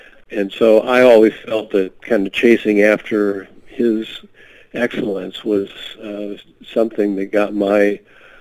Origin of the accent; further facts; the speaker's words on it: Seattle, Washington, United States; I grew up in the Seattle area